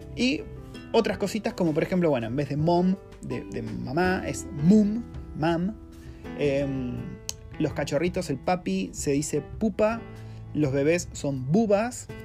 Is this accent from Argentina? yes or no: yes; Argentina; moved away as an adult; now in New Zealand; vivir en Nueva Zelanda siendo un argentino